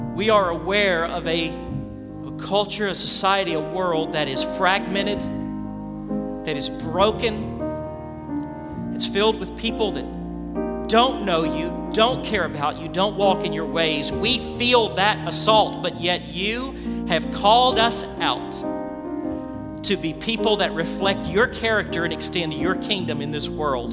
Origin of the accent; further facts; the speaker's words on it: Memphis, Tennessee, United States; I grew up in Memphis